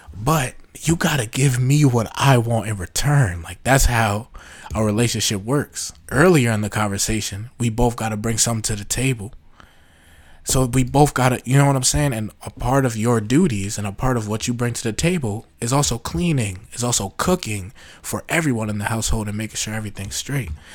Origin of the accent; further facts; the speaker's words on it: New York, United States; I'm from New York